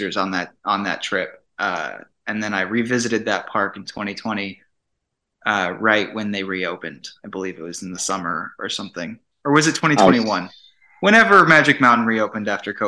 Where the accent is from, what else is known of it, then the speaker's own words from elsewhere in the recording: Phoenix, Arizona, United States; I grew up in Phoenix